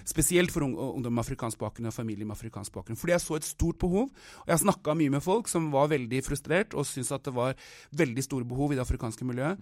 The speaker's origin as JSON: {"language": "Norwegian", "country": "Norway", "tie": "born or raised there", "also_born_or_lived": "Oslo, Norway / Anguilla (ancestry)", "moved": "as an adult", "lives_now": "South Africa", "said": "jeg har vokst opp i Norge"}